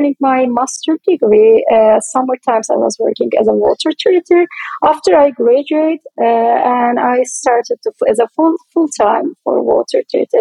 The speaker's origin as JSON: {"language": "English", "country": "Turkey", "moved": "yes", "said": "I am originally from Turkey"}